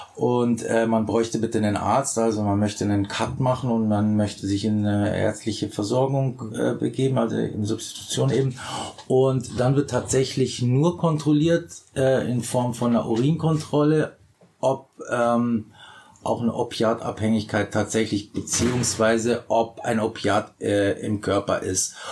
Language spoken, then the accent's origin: German; Bavaria, Germany; moved away; ich komme ja aus Bayern